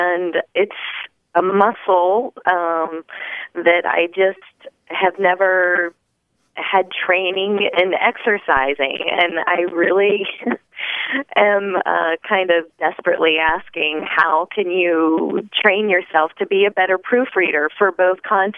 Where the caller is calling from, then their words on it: Bethesda, Maryland, United States; Bethesda, Maryland.